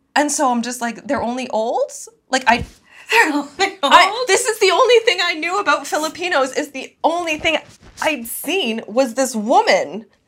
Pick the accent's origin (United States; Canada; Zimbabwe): Canada; first language English; I was born in Canada